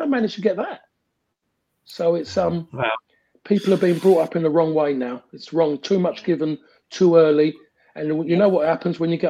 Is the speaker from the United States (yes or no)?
no; England, United Kingdom; in this country, as English